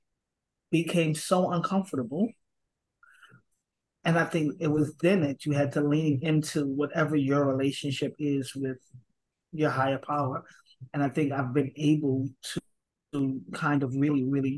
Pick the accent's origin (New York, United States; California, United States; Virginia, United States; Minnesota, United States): New York, United States; New York City; Born and raised in Brooklyn, New York, Bed-Stuy to be exact, with my grandma.